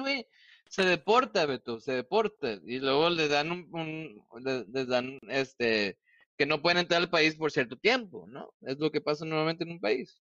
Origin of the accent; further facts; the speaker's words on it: Mexico; siendo mexicano